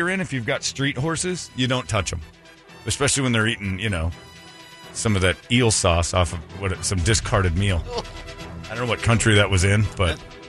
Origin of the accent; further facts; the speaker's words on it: Indiana, United States; I grew up in Indiana.